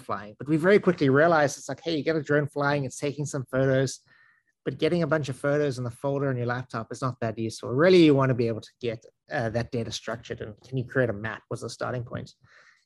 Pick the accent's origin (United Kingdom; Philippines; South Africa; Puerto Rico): South Africa; accent: South African; also born or lived in San Francisco, United States; now in Westfield, United States; accent is I'm South African, but I lived around the United States a bit